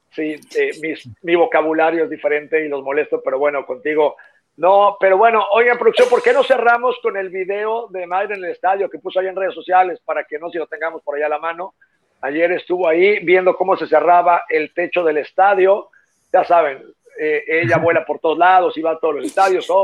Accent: Mexico City, Mexico; soy de la CTM Culhuacán, ahí me tocó nacer, no puedo evitarlo. Fui a la prepa 5

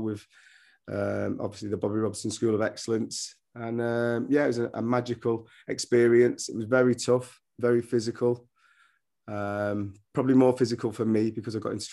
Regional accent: Manchester, North West England, United Kingdom; accent: northerner; also born or lived in London; I was brought up in, I was born in London. My mum was from Ireland. My dad was from Jamaica. They split up when I was quite young and we all came to Manchester

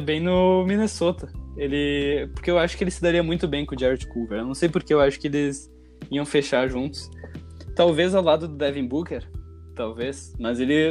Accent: Brazil; a gente é brasileiro

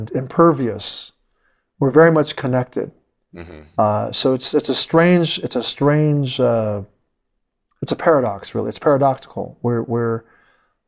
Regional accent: United States; I'm an American

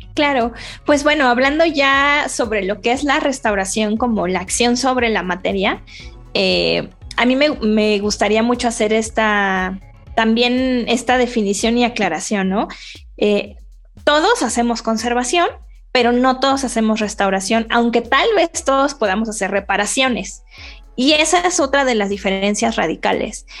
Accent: Mexico City, Mexico; soy chilanga

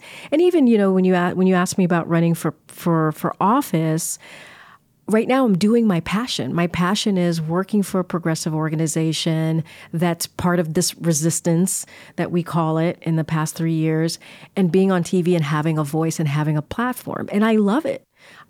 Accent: Martinique; born there

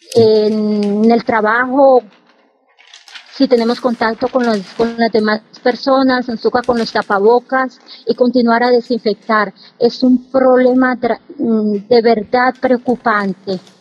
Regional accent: Arauca, Colombia; moved away as an adult; also born or lived in Bucaramanga, Colombia / Brescia area, Italy; now in Italy; Yo soy del departamento de Arauca

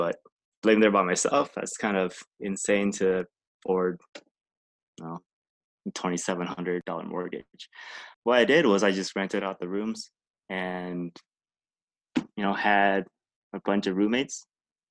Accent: Lakewood, Colorado, United States; also born or lived in Vietnam; I came over to America when I was 4 years old, came straight to Colorado, and I've been here ever since. I've been in Lakewood for the last, 24 years now

